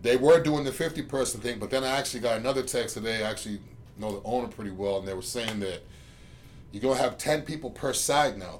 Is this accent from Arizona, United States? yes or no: no; Boston, Massachusetts, United States; now in Tampa, United States; I'm from Boston